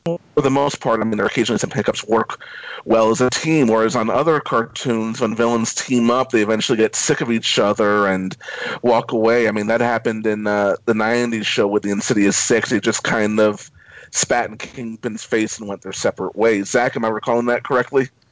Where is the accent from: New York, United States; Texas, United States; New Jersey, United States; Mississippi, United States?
New York, United States; New York City; as a New Yorker, born and raised in New York City